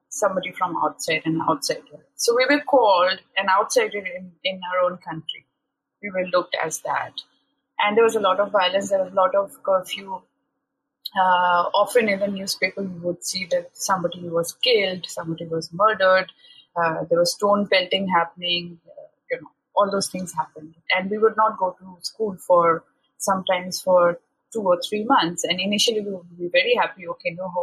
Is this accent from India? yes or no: yes; Shillong, Meghalaya, India; moved away as an adult; also born or lived in Mumbai; I was born and raised in this city. It's a small city, you would call it's a small hill station called Shillong, which is on the northeastern part of the country